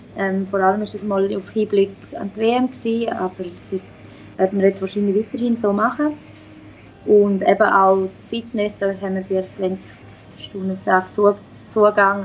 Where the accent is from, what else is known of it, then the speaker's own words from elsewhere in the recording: Switzerland; now in Sweden; bei uns in der Schweiz